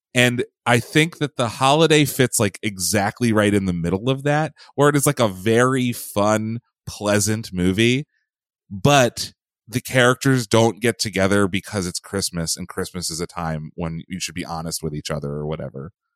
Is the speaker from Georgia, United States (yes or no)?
no; Pennsylvania, United States; I grew up in Pennsylvania